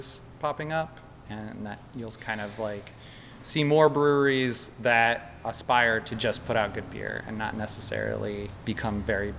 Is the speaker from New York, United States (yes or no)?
no; Athens, Ohio, United States; We are from Athens.